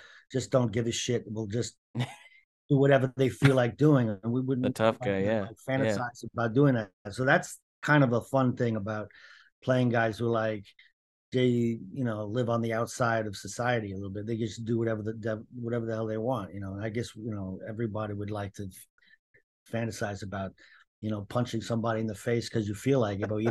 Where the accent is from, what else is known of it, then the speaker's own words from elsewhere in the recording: Cambridge, Massachusetts, United States; Not from New Jersey or even New York. I'm from Cambridge, Massachusetts.